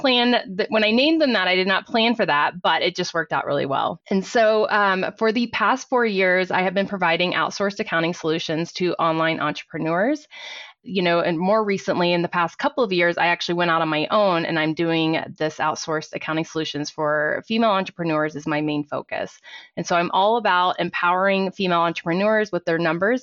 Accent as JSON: {"language": "English", "town": "Fort Worth", "region": "Texas", "country": "United States", "tie": "born or raised there", "moved": "as an adult", "lives_now": "Colorado, United States", "said": "I was actually born and raised in Fort Worth, Texas, and I moved to Colorado about twenty years ago"}